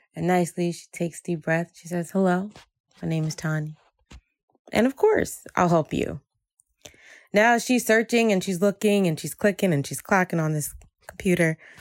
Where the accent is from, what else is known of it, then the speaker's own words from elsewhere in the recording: Jersey City, New Jersey, United States; I grew up in Jersey City um, as a Haitian American woman where family was everything